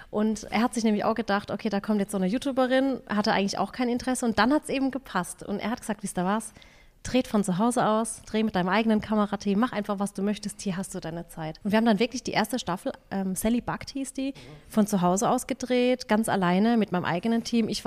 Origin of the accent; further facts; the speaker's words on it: Waghäusel, Baden-Württemberg, Germany; Wir sind aus Waghäusel, ich will hier eigentlich auch nicht wegziehen und meine Kinder sind hier